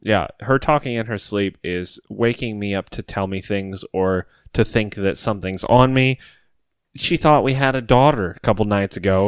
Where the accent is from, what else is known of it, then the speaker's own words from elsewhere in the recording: Ohio, United States; stuck in Ohio, close to our hometown